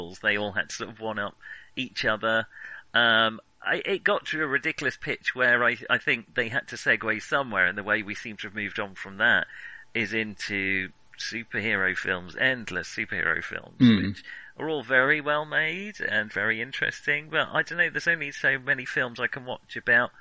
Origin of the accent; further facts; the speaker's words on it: United Kingdom; as British teens